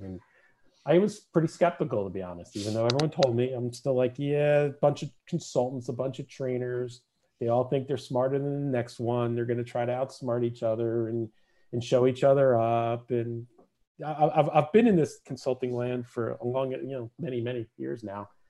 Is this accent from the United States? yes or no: yes; New Jersey, United States; moved away as an adult; also born or lived in Seattle / Massachusetts; now in Pennsylvania, United States; I grew up in New Jersey. Uh, I live here in Pennsylvania, just over the border now, but uh, grew up on the East Coast, spent first 30 or so years of my life on the East Coast